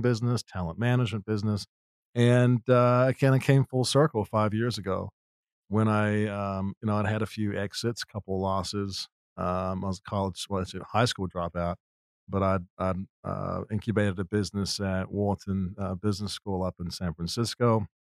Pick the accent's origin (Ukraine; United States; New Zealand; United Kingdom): New Zealand; moved away; I grew up in New Zealand